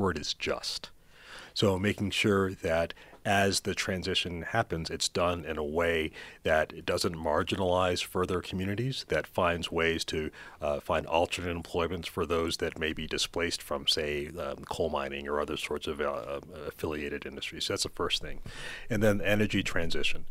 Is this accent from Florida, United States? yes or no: yes; Florida, United States; moved away as an adult; now in South Africa; in my own home state of Florida